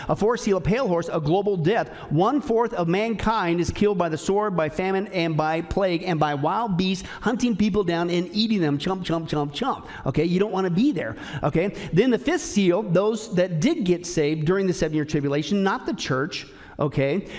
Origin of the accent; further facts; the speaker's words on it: Kansas and Nebraska, Midwest, United States; I grew up in Kansas and Nebraska